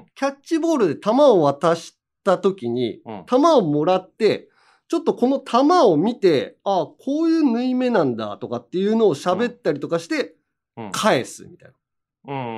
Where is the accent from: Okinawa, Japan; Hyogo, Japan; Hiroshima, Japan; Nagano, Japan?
Hiroshima, Japan; accent: Hiroshima dialect intonation; moved away; 俺も全然治んないけどね。広島弁のイントネーションとか